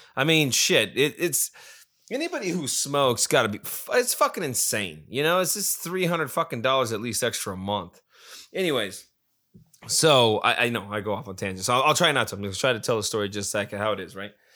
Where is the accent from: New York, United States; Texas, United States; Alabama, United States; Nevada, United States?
Nevada, United States; Las Vegas; I'm from Vegas